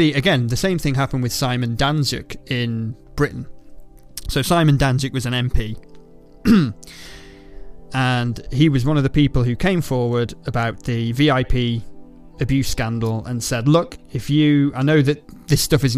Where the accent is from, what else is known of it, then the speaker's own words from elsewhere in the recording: Ireland; I'm Irish